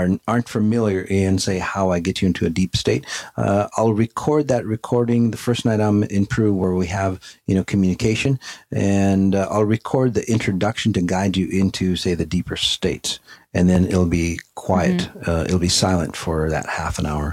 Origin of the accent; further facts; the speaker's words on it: Afghanistan; moved away; Afghanistan, my home country